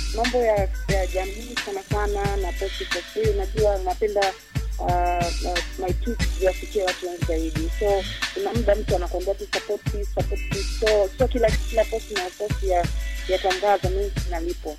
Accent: Mbeya, Tanzania; Mbeya, Nyakyusa. Yes, nimekulia huku, nimesoma huku

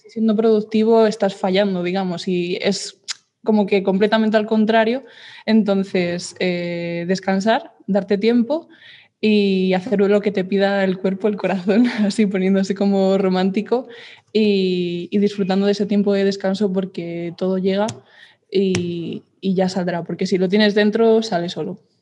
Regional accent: Madrid, Community of Madrid, Spain; soy de Madrid de toda la vida

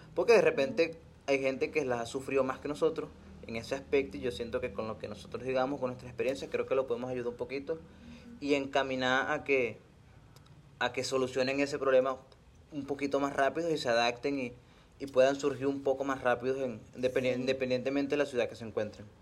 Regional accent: Venezuela; now in Mérida, Mexico; me preguntan, oye, pero tú de dónde eres, de Venezuela

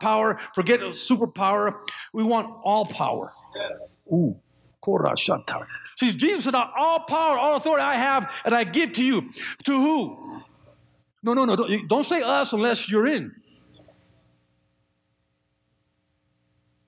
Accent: just south of Oakland, California, United States; now in Colorado, United States; I grew up there. I grew up just south of Oakland.

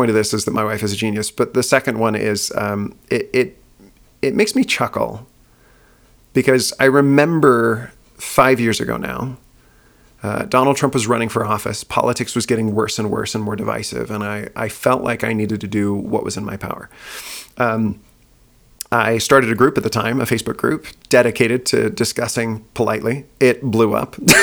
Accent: Utah, United States; moved away as an adult; also born or lived in Houston, Texas; I grew up in Utah. I lived there most of my life.

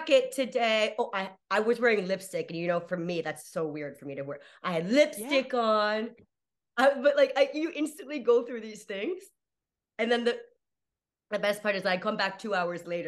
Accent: United States; moved away as an adult; also born or lived in Playa del Carmen, Mexico; now in Berlin, Germany; I'm American coming from Playa del Carmen, Tulum area to Berlin

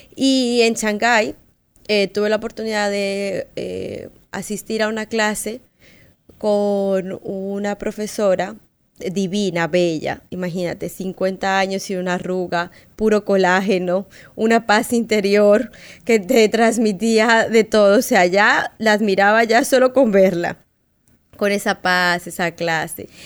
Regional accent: Colombia; moved away; yo soy colombiana y en Colombia es igual que acá

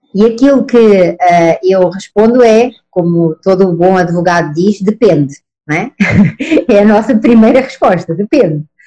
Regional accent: Portugal; accent: Portuguese; moved away as an adult; now in Brazil; Eu estou aqui no Brasil desde 2013. Sou portuguesa, pelo sotaque, como veem

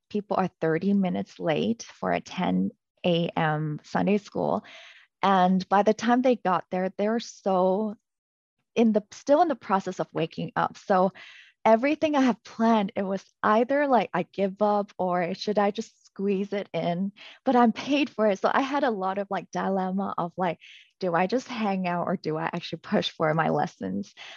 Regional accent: Canada; moved away; I was from Canada

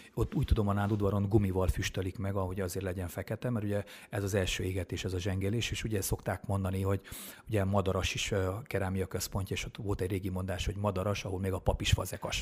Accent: Vitod, Harghita County, Romania; moved away; also born or lived in Miercurea Ciuc; valóban Csíkszeredán mellett Csíkvitódon nőttem föl, csíkszeredában szocializálódtam

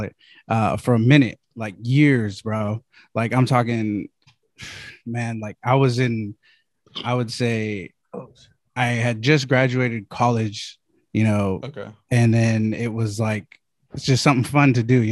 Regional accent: the Bay Area, California, United States; I'm from the Bay

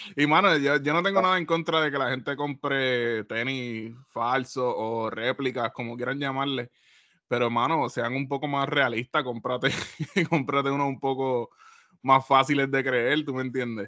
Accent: Puerto Rico; como buen boricua

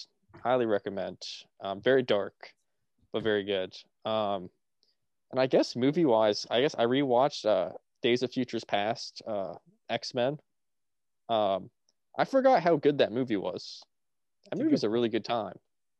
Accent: United Kingdom; Matt, I'm British myself. I'm British myself, so I can say it.

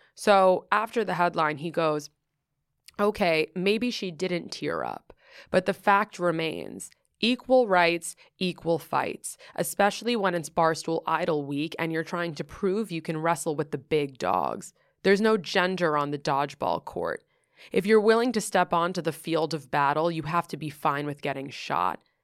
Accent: New York City, New York, United States; moved away as an adult; also born or lived in Southern California; I grew up in Greenwich Village, and I grew up doing theater.

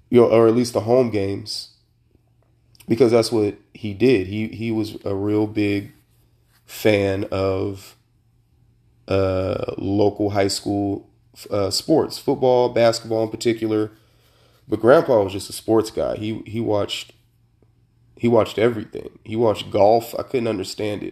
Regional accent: Sacramento, California, United States; I was born and raised in Sacramento, Sacramento, California

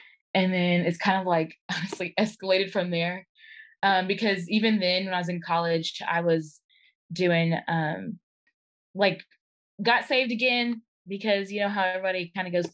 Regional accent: Arkansas, United States; I am from Arkansas. Grew up in single parent home, raised by my mama

